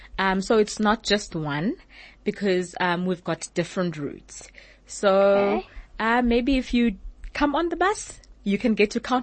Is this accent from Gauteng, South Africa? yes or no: no; Eastern Cape, South Africa; I'm closer from the Eastern Cape